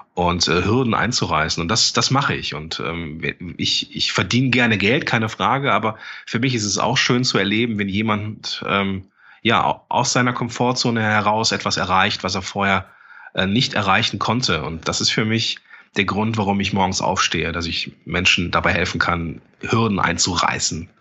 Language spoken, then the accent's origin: German; Langenfeld, North Rhine-Westphalia, Germany; Ich komme ja aus Langenfeld, bin Mitte 30